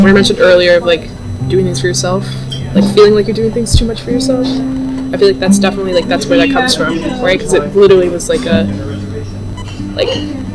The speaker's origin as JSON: {"language": "English", "region": "Northern Virginia", "country": "United States", "tie": "born or raised there", "said": "I grew up in Northern Virginia. Grew up in the same, like, 25-mile radius, like, pretty much my whole life"}